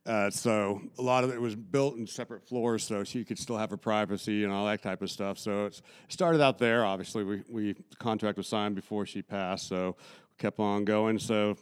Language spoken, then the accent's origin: English; Salt Lake City, Utah, United States; I grew up out in Salt Lake, Utah, and they had a lot of like programs, like youth programs.